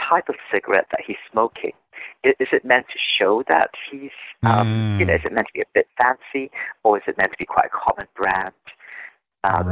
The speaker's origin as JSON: {"language": "English", "country": "Singapore", "tie": "born or raised there", "said": "I am Singaporean. I grew up in Singapore, which is a multilingual country. So I've always been bilingual."}